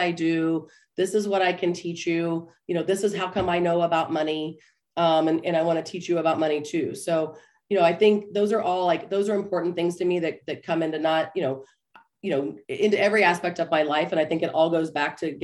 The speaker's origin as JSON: {"language": "English", "town": "Topeka", "region": "Kansas", "country": "United States", "tie": "born or raised there", "said": "I grew up in Topeka, Kansas"}